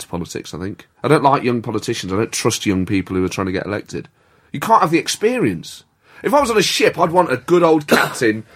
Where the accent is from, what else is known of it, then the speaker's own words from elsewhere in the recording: Nottingham, East Midlands, United Kingdom; I grew up in Nottingham